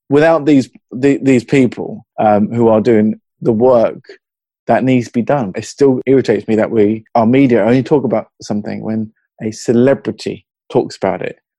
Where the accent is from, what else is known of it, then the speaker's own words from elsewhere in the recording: Hertfordshire, East of England, United Kingdom; accent: British; now in Newcastle, United Kingdom; I'm in Newcastle, but my uh, my accent's from Hertfordshire originally